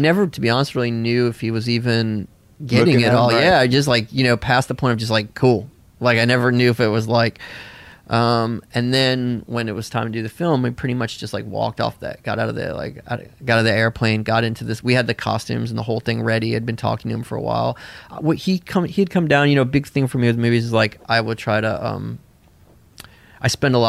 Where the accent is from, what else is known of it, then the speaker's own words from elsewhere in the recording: the South, United States; I also remembered it from growing up in the South, spring break was had been this big thing